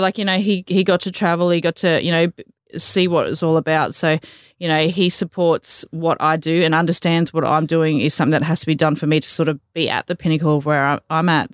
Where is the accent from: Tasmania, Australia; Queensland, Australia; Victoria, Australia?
Queensland, Australia; Gympie; also born or lived in Manly, New South Wales / Miles, Queensland; I grew up in Queensland. Um, spent majority of my life in Gympie